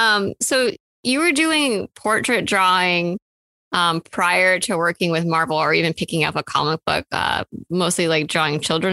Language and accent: English; Kansas City, Missouri, United States; I grew up in Kansas City, Missouri, and the amusement park there is Worlds of Fun.